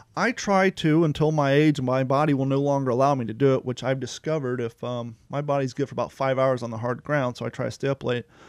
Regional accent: Ohio, United States; now in Florida, United States; I grew up in Ohio

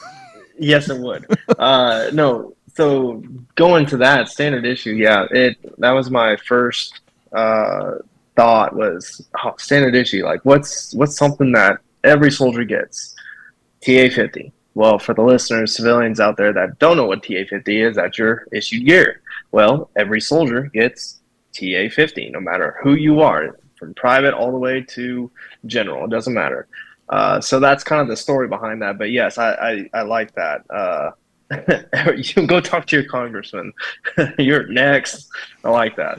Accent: Kansas, United States; also born or lived in Colorado / Fort Hood, Texas; grew up in Kansas um, probably since I've been about three. So uh, real small town

